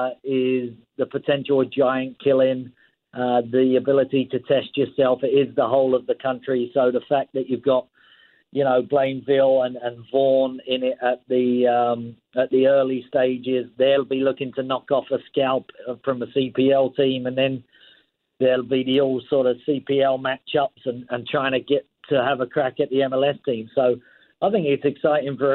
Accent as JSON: {"language": "English", "region": "England", "country": "United Kingdom", "tie": "born or raised there", "moved": "yes", "lives_now": "Canada", "said": "I grew up in England."}